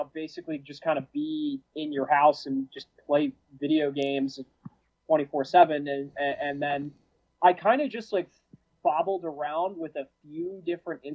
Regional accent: Monroe, Connecticut, United States; moved away as an adult; I grew up in a small town called Monroe

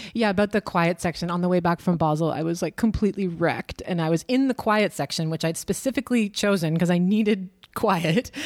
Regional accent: Canada; moved away as an adult; now in Berlin, Germany; I am from Canada. I've been living in Berlin for too long, I think since twenty thirteen or something

